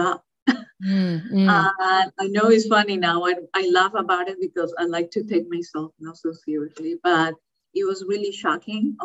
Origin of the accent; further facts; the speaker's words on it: Colombia; moved away as an adult; also born or lived in Florida, United States; now in California, United States; I was raised in Colombia with my, you know, family in Colombia